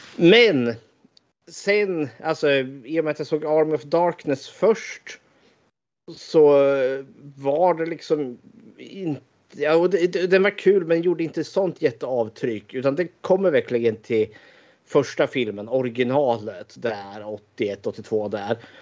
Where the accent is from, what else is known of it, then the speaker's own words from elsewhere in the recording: Eskilstuna, Södermanland, Sweden; född och uppvuxen i Eskilstuna